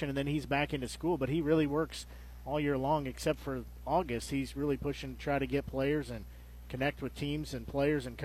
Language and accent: English; Nevada, Missouri, United States; growing up in Nevada